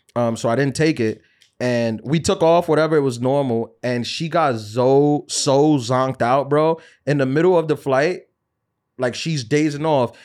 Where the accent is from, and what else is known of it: New York, United States